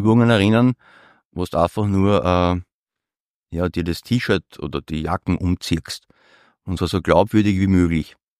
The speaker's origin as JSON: {"language": "German", "region": "Vienna", "country": "Austria", "said": "als gelernter Europäer und noch mehr als gelernter Wiener"}